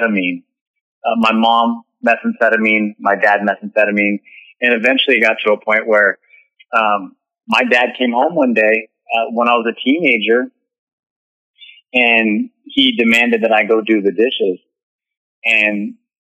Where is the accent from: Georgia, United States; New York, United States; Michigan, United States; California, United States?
California, United States; Northern; I'm originally from Northern California, and I was birthed from a woman who didn't have the dad around.